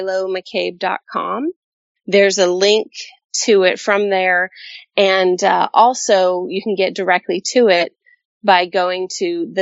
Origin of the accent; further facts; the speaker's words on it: Colorado, United States; also born or lived in South Texas / California; I'm a Colorado kid at heart. That's where I was born. But I spent a lot of time in South Texas. And most of my time has been in California.